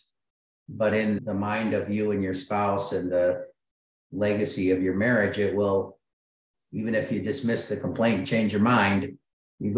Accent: Michigan, United States; I grew up in Michigan

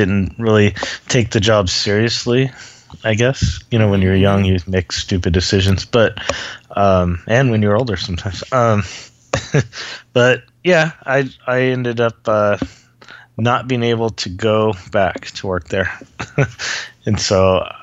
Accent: Los Angeles, California, United States; moved away as an adult; now in Utah, United States; I grew up in Los Angeles

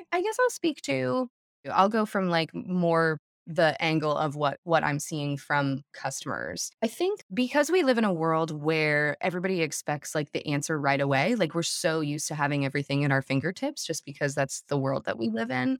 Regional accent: south of Denver, Colorado, United States; I grew up in Colorado, south of Denver

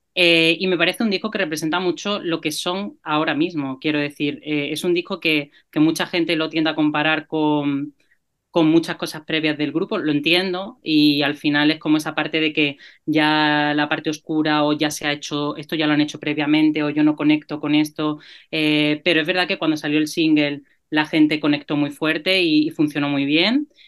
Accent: Granada, Andalusia, Spain; Yo soy de Granada

